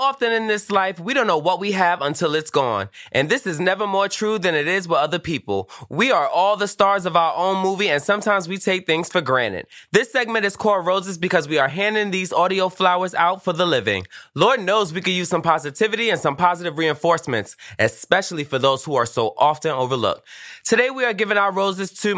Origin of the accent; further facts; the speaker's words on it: Trinidad & Tobago; I'm also Trinidadian.